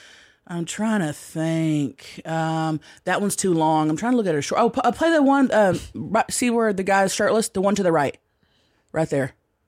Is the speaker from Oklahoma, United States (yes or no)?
yes; Thackerville, Oklahoma, United States; moved away; I grew up around Tammys. Like, I grew up in Thackerville, Oklahoma.